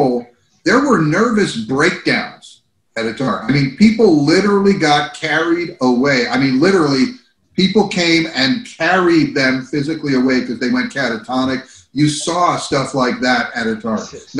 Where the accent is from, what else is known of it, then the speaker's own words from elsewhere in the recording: New Jersey, United States; also born or lived in California; Growing up in Jersey, I was looking to get out of the Northeast to find something more intense, which was when I got to California.